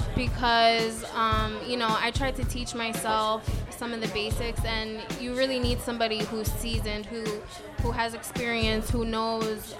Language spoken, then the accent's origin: English; Putnam County, New York, United States; moved away as an adult; also born or lived in Harlem, New York City / Bushwick, Brooklyn; now in Brooklyn, United States; I grew up in Putnam County.